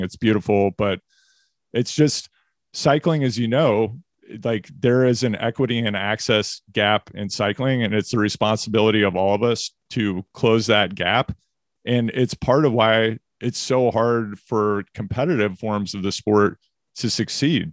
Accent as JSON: {"language": "English", "region": "Missouri", "country": "United States", "also_born_or_lived": "California", "moved": "yes", "lives_now": "Maine, United States", "said": "I'm from Missouri"}